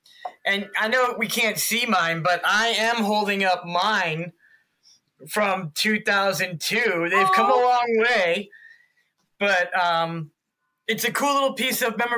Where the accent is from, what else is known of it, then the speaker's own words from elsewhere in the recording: East Coast, United States; moved away; I'm from the East Coast